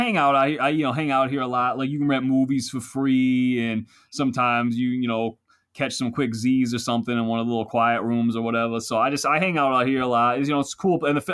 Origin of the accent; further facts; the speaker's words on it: Philadelphia, Pennsylvania, United States; That's just I know I'm from Philly, but that's kind of my team.